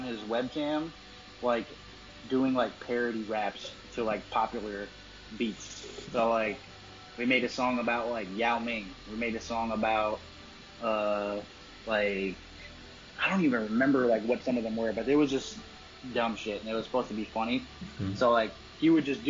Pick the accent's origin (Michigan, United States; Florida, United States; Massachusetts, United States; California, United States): Massachusetts, United States; we're from Shakopee, Massachusetts.